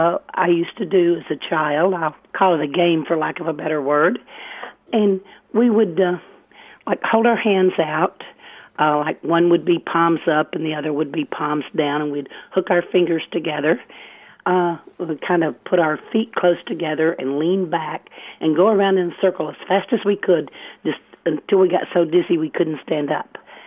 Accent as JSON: {"language": "English", "region": "eastern Arkansas", "country": "United States", "tie": "born or raised there", "moved": "yes", "lives_now": "Federal Way, United States", "said": "Oh, no, actually, I grew up in Arkansas."}